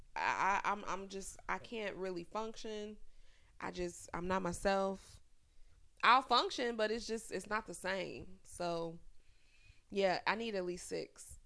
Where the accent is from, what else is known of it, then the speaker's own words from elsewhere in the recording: Chicago, Illinois, United States; moved away; I grew up on the South Side in the hood.